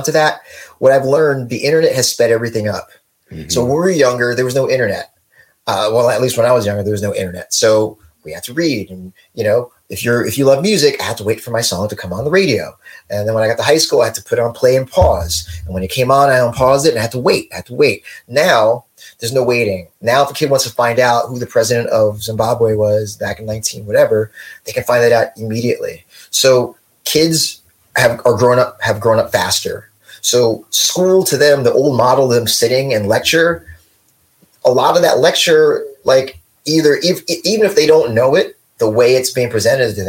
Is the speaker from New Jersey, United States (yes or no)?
yes; West Orange, New Jersey, United States; moved away as an adult; also born or lived in New York; I grew up in West Orange, you know, I went to a good school. I lived in New York for 15 years. I'm back here